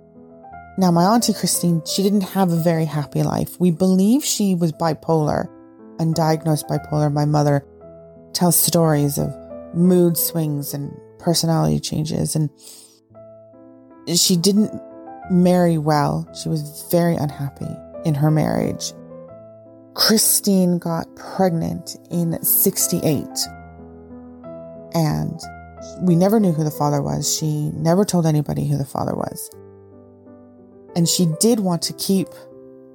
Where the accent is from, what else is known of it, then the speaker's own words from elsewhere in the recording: Ottawa, Ontario, Canada; moved away as an adult; also born or lived in Albrighton, Shropshire, England; I was born in Ottawa, Ontario, to English immigrant parents. I moved to my mother's village of Albrighton when I was 20